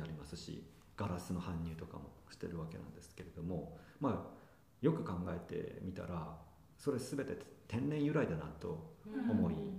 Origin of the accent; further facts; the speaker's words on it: Yamagata, Japan; now in Tokyo, Japan; 私山形出身